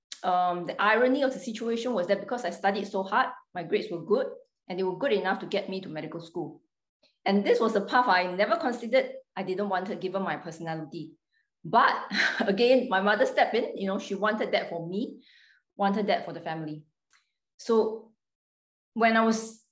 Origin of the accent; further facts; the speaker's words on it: Singapore; I was born in Singapore. So I grew up there